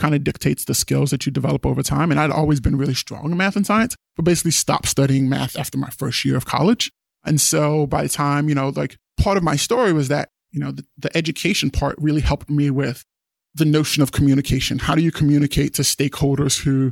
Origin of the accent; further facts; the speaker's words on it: East Coast, United States; moved away as an adult; also born or lived in Guinea (father's origin); I grew up on the East Coast, immigrant parents